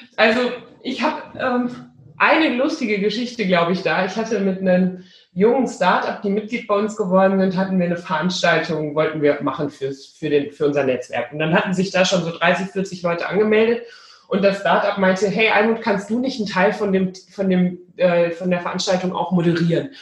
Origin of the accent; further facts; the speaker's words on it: Rhineland, Germany; now in Bielefeld, Germany; Ich bin ja zu allem Überfluss auch noch zur Hälfte, wenn ich ganz Rheinländerin, also ich bin im Rheinland geboren